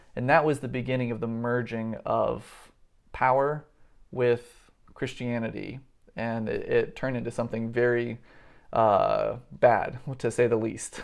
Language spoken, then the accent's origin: English; United States; I was born into a country that is economically and militarily on top